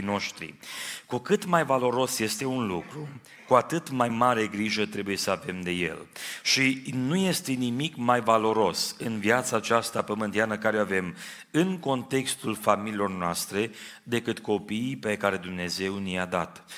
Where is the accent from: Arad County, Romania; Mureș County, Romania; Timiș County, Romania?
Timiș County, Romania; Timișoara; now in Trossingen, Germany; M-am născut în Timișoara